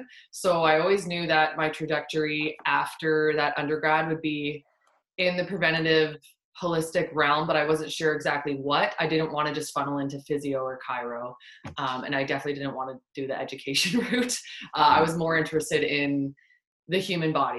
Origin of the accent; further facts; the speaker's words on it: Fort McMurray, Alberta, Canada; my hometown in Fort McMurray